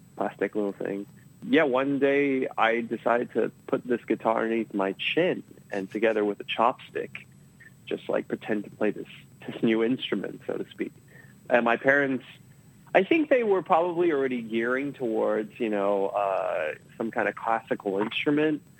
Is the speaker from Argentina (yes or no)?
no; Australia; now in United States; I grew up in Australia. Maybe it's because uh, my family's Taiwanese.